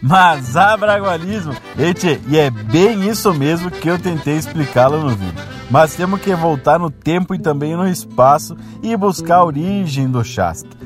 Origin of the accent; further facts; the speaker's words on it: Rio Grande do Sul, Brazil; accent: gaúcho; esse nosso dialeto gaúcho